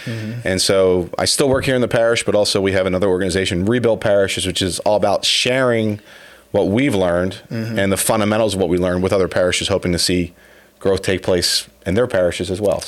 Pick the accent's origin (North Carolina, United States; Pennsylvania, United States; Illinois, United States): Pennsylvania, United States; Philadelphia; moved away as an adult; also born or lived in Baltimore, Maryland / Washington, D.C.; now in Timonium, United States; I grew up outside Philadelphia